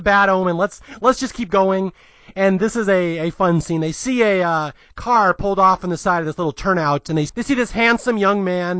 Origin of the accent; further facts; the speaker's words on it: California, United States; It's as you are a New Yorker, I am a Californian.